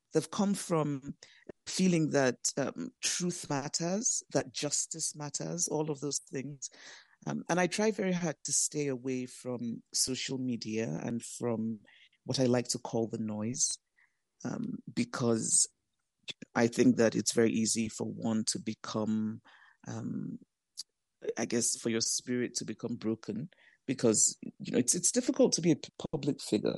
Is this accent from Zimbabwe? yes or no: no; Nigeria; also born or lived in United States; I'm Nigerian, I have two homes, I live in Nigeria, I also live in the U S